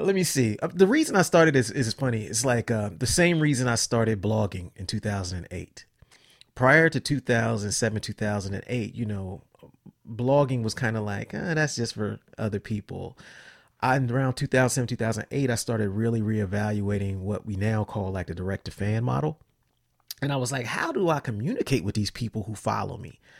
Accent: Columbus, Ohio, United States; also born or lived in Cincinnati; I grew up in Columbus, I moved to Cincinnati

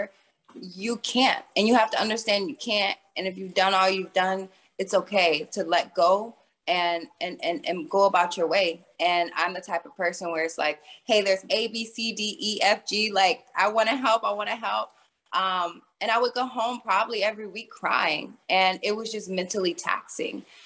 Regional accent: Vero Beach, Florida, United States; I am first generation American. I am from Vero Beach, Florida. I grew up playing basketball

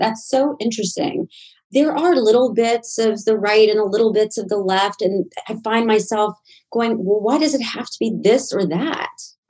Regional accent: Southern US, United States; I think it actually helped me growing up in the South

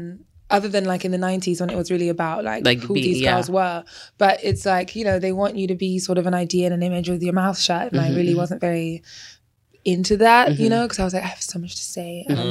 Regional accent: England, United Kingdom; now in United States; Because I mean, I came from England and we thought, I literally was like, it's the streets paved with gold over here.

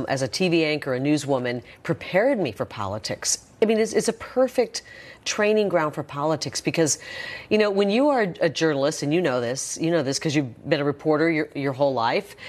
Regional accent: Iowa, United States; I grew up in Iowa.

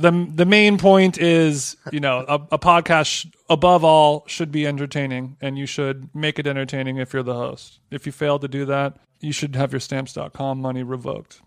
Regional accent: Southern California, United States; I grew up in Southern California.

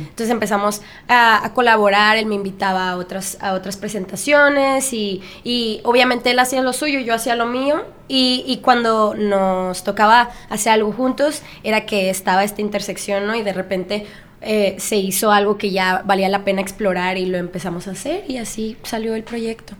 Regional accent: Culiacán, Sinaloa, Mexico; moved away as an adult; now in Los Angeles, United States; yo soy de Culiacán, Sinaloa, y me mudé a Los Ángeles este, hace siete años para estudiar música

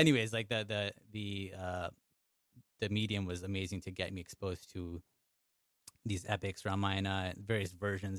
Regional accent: Chicago, Illinois, United States; first language English; moved away as an adult; now in New York, United States; I'm from Chicago

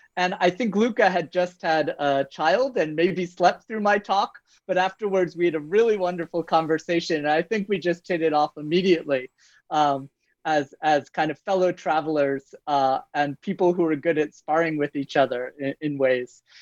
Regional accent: United States; moved away as an adult; also born or lived in France; now in Toronto, Canada; I'm an American by birth

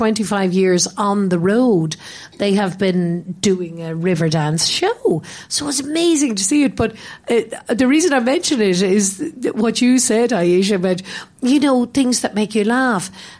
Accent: Ireland; Like I grew up in Ireland, although I've lived away from there for so many decades and years and decades and moments and everything.

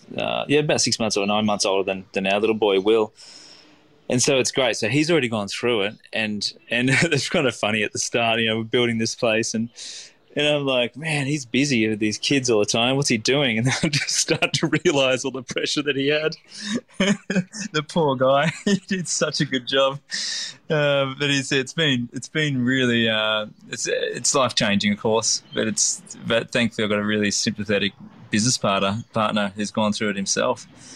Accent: Lennox Head, New South Wales, Australia; we're going to try and replicate that, the childhood that I had growing up in Lennox Head.

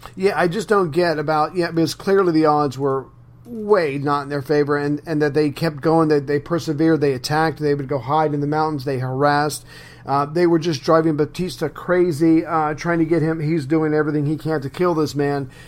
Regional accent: United States; as an American, as a good, loyal American

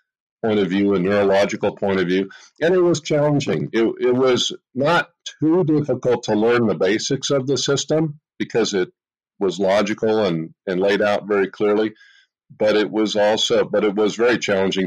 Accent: Los Gatos, California, United States; I grew up in Los Gatos, California

